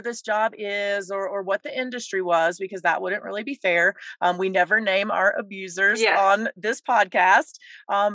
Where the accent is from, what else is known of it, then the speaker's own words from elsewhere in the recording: East Coast, United States; now in Colorado, United States; I am from the East Coast and made my way here